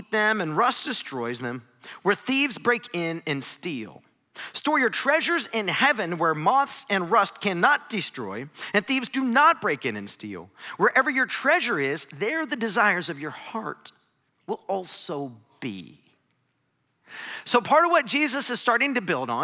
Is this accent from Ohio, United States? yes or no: yes; Northeast Ohio, United States; I grew up in Northeast Ohio.